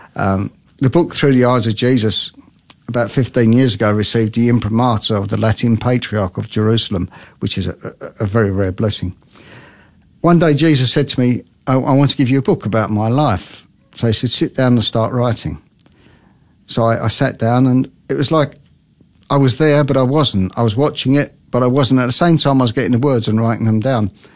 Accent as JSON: {"language": "English", "region": "London", "country": "United Kingdom", "tie": "born or raised there", "moved": "yes", "lives_now": "Australia", "said": "I was brought up in London"}